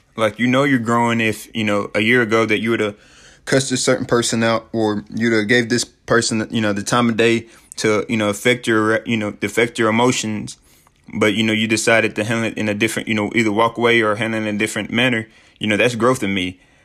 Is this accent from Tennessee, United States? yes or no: yes; Sheffield, Tennessee, United States; moved away as an adult; also born or lived in Mexico / Peru / Dominican Republic